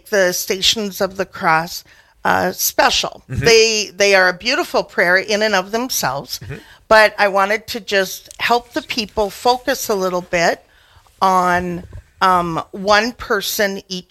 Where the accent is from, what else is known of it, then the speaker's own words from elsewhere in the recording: Fargo, North Dakota, United States; I grew up here in Fargo